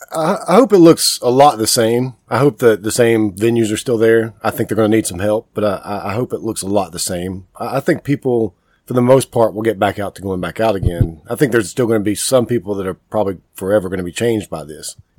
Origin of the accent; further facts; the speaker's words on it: Kings Mountain, North Carolina, United States; I'm from Kings and, Mountain, so I, I, grew up in a, like a really small town, a little bit far, farther yep. away from Charlotte